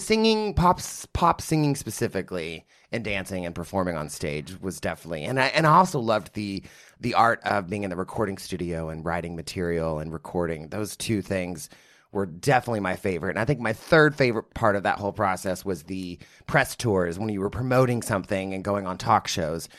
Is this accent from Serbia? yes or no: no; Midland, Texas, United States; also born or lived in Odessa, Texas; I grew up in Midland, Odessa, Texas